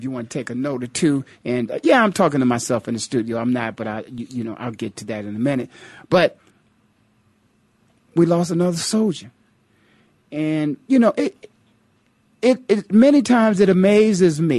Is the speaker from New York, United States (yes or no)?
no; Stark County, Ohio, United States; I'm from Stark County, Ohio.